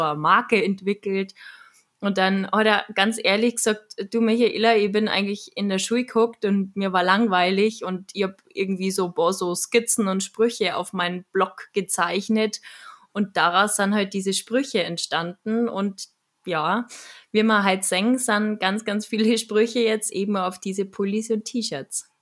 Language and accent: German; Munich, Bavaria, Germany; accent: Bavarian; ich bin ja auch in München geboren und habe halt dementsprechend den Dialekt